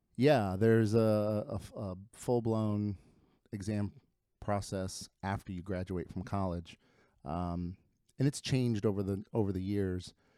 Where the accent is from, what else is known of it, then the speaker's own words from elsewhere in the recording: Lima, Ohio, United States; first language Spanish; English is a second language; moved away as an adult; also born or lived in Chicago; now in Cincinnati, United States; I grew up in, uh, in Lima, Ohio